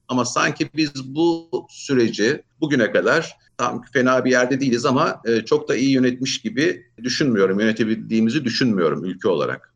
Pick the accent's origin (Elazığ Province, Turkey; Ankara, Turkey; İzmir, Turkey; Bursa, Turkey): Ankara, Turkey; moved away as an adult; also born or lived in Istanbul; Ben 1961 Ankara doğumluyum. İlk orta öğrenim lise Ankara'da tamamladım.